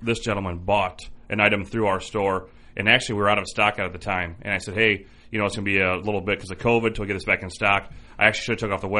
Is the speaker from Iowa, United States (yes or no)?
yes; Iowa, United States; I'm from Iowa